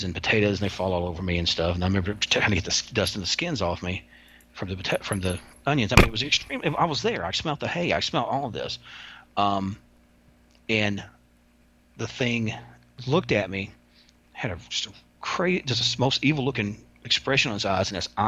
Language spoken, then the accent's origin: English; Kentucky, United States; I'm from Kentucky